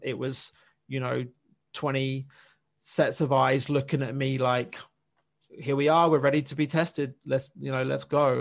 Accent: England, United Kingdom; moved away as an adult; I'm from I'm from England. I'm from the UK

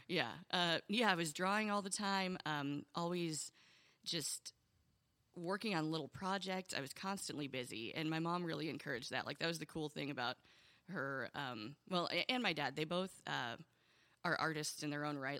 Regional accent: Indiana, United States; also born or lived in Oberlin, Ohio; I moved to Indiana when I was seven

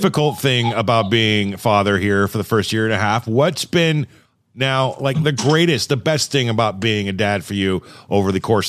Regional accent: Thousand Oaks, California, United States; moved away as an adult; also born or lived in Westlake Village, California; now in Oregon, United States; I was born and bred in Southern California. I was born in Westlake Village and spent all my life in Thousand Oaks before I moved up north to Oregon. Gosh, 20 years ago now.

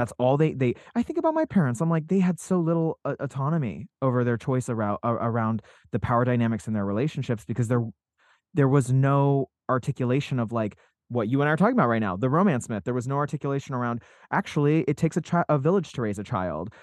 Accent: Salt Lake City, Utah, United States; I grew up in Salt Lake City, Utah

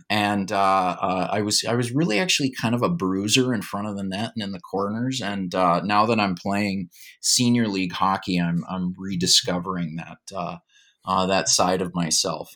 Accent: Duluth, Minnesota, United States; I grew up in Duluth, Minnesota

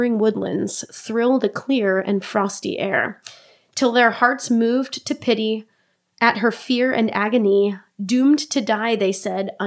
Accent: New Hampshire, United States; I grew up in New Hampshire

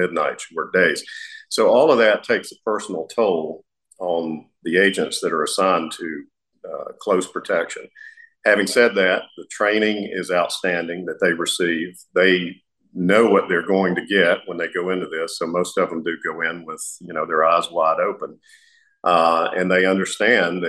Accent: United States; as an American, someone who's passionate about our country

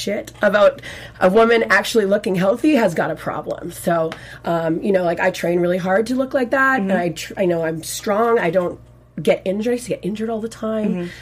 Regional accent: Victoria, British Columbia, Canada; first language French; English is a second language; We're from the West Coast. We're from Victoria.

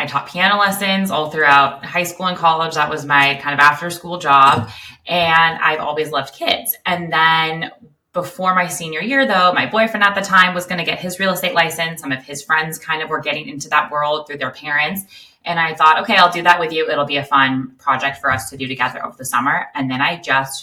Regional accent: Los Angeles, California, United States; also born or lived in Westlake Village / Malibu; I grew up in the San Fernando Valley and then moved to Westlake Village

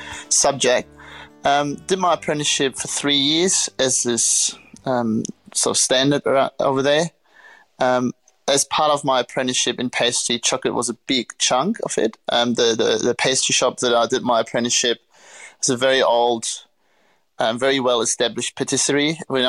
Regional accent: Göttingen, Lower Saxony, Germany; born there; So I was born in Germany, a small town called Göttingen. Not many people know it unless you happen to study physics.

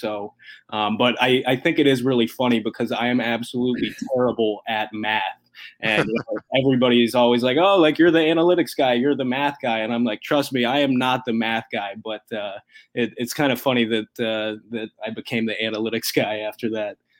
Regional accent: Columbus, Ohio, United States; I grew up in Columbus and, and obviously still live here now

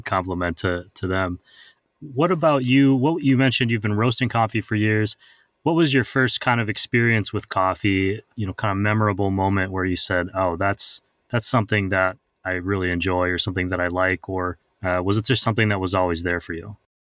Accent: Midwest, United States; moved away; I'm originally from the Midwest

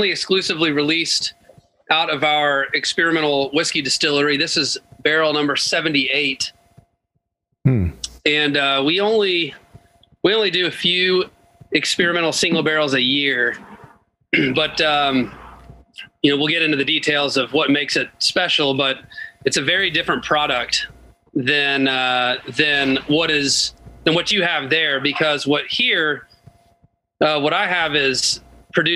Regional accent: Chattanooga, Tennessee, United States; I was born and raised in Chattanooga, Tennessee

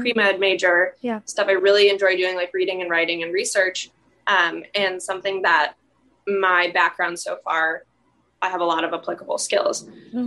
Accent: St. Louis, Missouri, United States; now in New York City, United States; I'm originally from St. Louis, Missouri. Um, I'm currently in New York City studying at NYU Law

